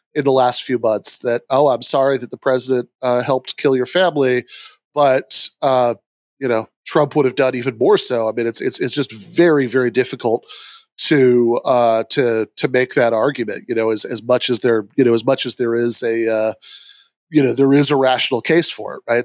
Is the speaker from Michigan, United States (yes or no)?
yes; Michigan, United States; my home state of Michigan